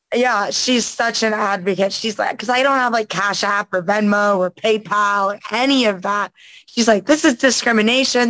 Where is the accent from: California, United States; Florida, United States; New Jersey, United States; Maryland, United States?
Florida, United States; Winter Garden; also born or lived in Daytona Beach; I'm originally from like Orlando area, West Orlando, um, Winter Garden to be exact